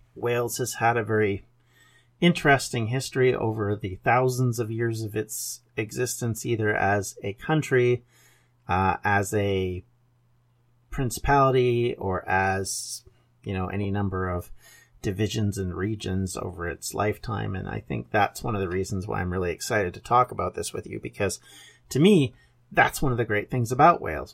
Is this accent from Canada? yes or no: yes; Canada; I am a Canadian, thus my accent does not sound like a Welsh, or, for that matter, English accent